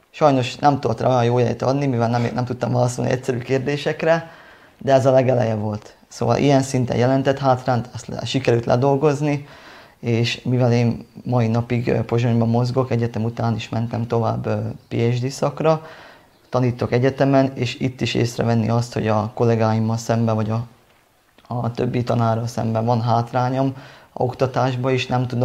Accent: Hungary; szerintem jelentett hátrányt az, hogy magyar vagyok, de olyan hátrányt jelentett, amit bevállalok, amire én büszke voltam

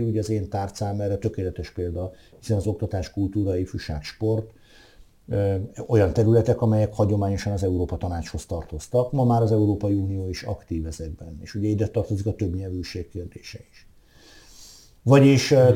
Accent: Veszprém, Veszprém County, Hungary; a szülővárosom

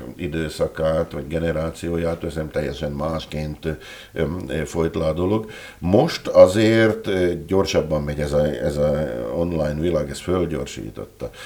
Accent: Dolné Saliby, Trnava Region, Slovakia; moved away as an adult; also born or lived in Rimavská Sobota, Slovakia; now in Tokaj, Hungary; én ugye falun nőttem föl, alsószeli származású vagyok eredetileg

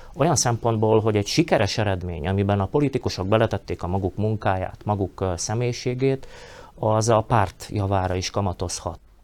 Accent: Slovakia; felvidéki magyarként

